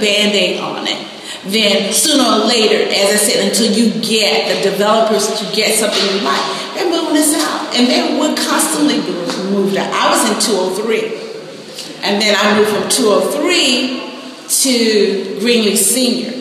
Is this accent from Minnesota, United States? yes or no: no; Washington, District of Columbia, United States; I'm a Washingtonian. I grew up in Northwest.